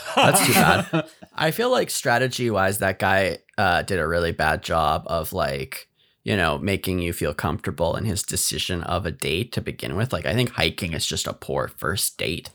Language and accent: English; Canada